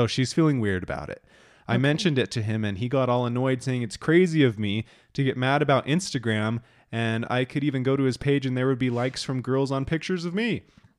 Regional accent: Boston, Massachusetts, United States; I am from Boston, and I think you would enjoy taking the RV up here to the Northeast.

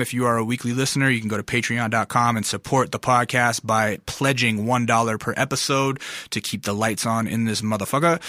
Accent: North Pole, Alaska, United States; now in Los Angeles, United States; I grew up in Ala, in Alaska

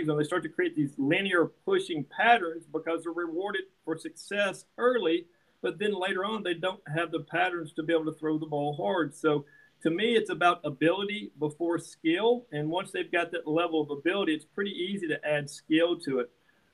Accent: Kentucky, United States; moved away as an adult; also born or lived in Nashville, Tennessee; now in Huntington Beach, United States; I grew up in Kentucky, so basketball is religious

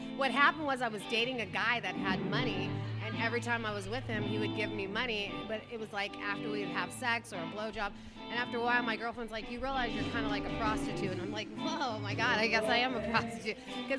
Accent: Oceanside, California, United States; I'm from Oceanside. I was born and raised here.

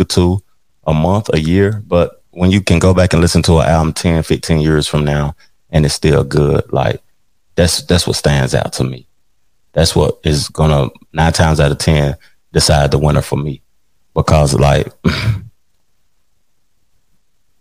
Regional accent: Tennessee, United States; I'm from Tennessee

